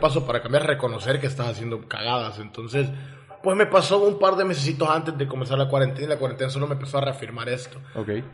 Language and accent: Spanish; El Salvador; now in Mérida, Mexico; yo crecí en El Salvador con ese tipo de sociedad